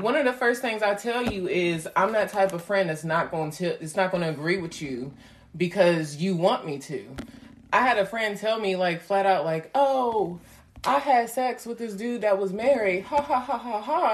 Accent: New York City, New York, United States; I come from the Linden area, the Windsor Terrace

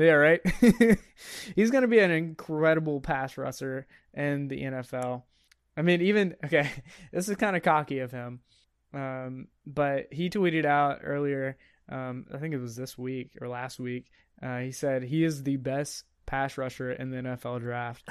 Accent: United States; I'm American.

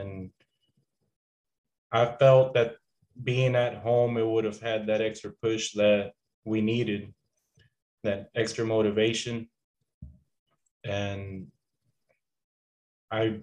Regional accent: Deer Park, Texas, United States; also born or lived in Galveston, Texas / La Porte, Texas; I was born in Galveston, but pretty much born and raised here in the Houston area.

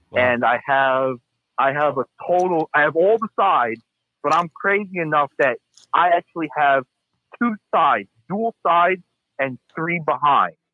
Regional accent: Long Island, New York, United States; I'm from Long Island, New York. Um, I I'm actually 21 years old

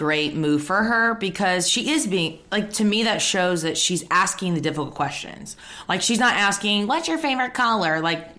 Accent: the South, United States; I'm from the South as well

